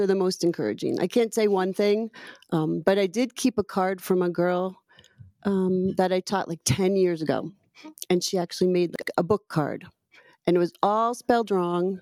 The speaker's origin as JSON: {"language": "English", "region": "New England", "country": "United States", "tie": "born or raised there", "also_born_or_lived": "New Mexico, United States", "moved": "as an adult", "lives_now": "Utah, United States", "said": "I was born in New Mexico, lived most of my life in Connecticut, Massachusetts, and Rhode Island."}